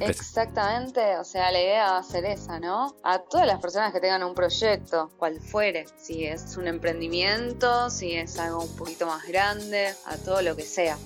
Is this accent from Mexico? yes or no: no; Buenos Aires, Argentina; moved away as an adult; also born or lived in La Boca, Buenos Aires / Martínez; now in Bariloche, Argentina; Nací en La Boca. Bien. Mi abuela vivió ahí un montón de tiempo así que también me crié más o menos por allá. Pero al, al, año de haber nacido, con, o sea, mi familia nos fuimos a, a Martínez.